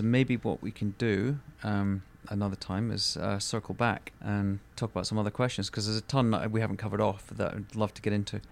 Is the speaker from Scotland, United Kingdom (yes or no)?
yes; Scotland, United Kingdom; being Scottish